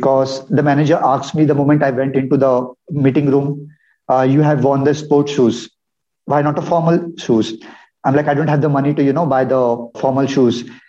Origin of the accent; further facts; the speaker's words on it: a town in Maharashtra, India; now in Pune, India; I come from a town in Maharashtra, in India. wherein I did my schooling, my graduation. And my childhood was pretty awesome